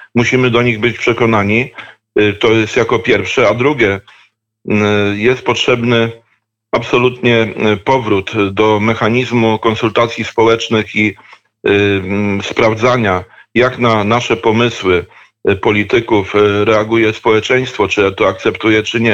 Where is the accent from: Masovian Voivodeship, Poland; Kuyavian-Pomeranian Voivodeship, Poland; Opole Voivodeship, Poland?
Kuyavian-Pomeranian Voivodeship, Poland; Dobrzyń Land; also born or lived in Bydgoszcz / near Toruń; pochodzę z ziemi dobrzyńskiej, jednej z krain geograficznych składających się na województwo kujawsko-pomorskie